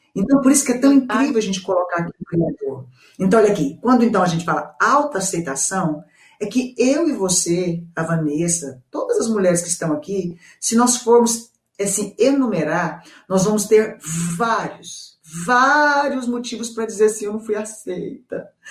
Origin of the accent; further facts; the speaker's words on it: Goiânia, Goiás, Brazil; Eu sou de Goiânia, gente, centro-oeste